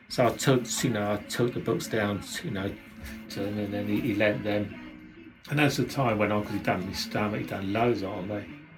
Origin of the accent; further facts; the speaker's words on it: London, United Kingdom; from London